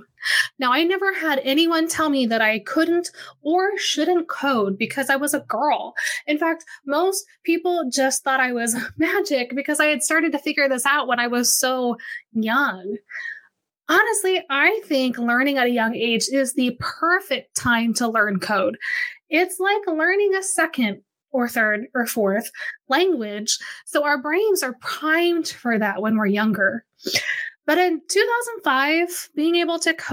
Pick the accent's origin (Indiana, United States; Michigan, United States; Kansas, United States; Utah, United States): Kansas, United States; Wichita; moved away as an adult; I grew up here in Wichita, Kansas. I moved back here a few years ago